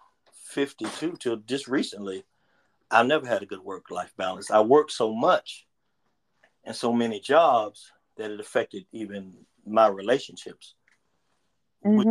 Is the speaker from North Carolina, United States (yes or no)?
yes; Charlotte, North Carolina, United States; I grew up in Wydell Park